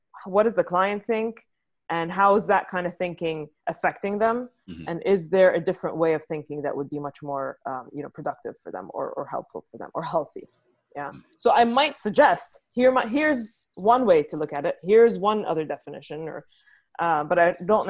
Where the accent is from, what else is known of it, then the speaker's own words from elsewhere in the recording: Beirut, Beirut Governorate, Lebanon; moved away as an adult; also born or lived in London / Dubai / New York; now in California, United States; So I'm from Lebanon originally. I grew up there in Beirut